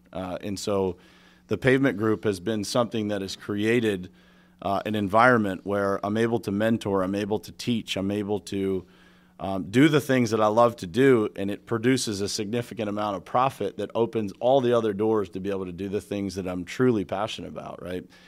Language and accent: English; Pittsburgh, Pennsylvania, United States; my dad was a steel worker. Uh, I'm from Pittsburgh, Steel City